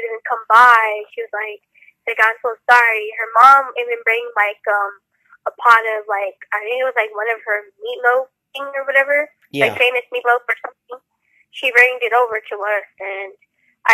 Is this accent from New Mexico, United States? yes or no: yes; Albuquerque, New Mexico, United States; I was born here in Albuquerque